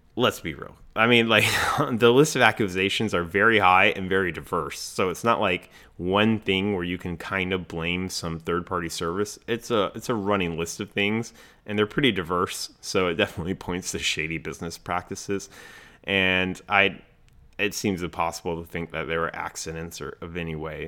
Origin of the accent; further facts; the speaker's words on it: Raleigh, North Carolina, United States; my hometown, Raleigh, North Carolina